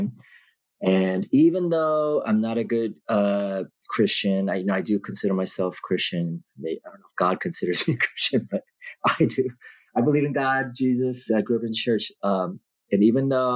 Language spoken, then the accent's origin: English; Burbank, California, United States; born and raised in Burbank. First 21 years of my life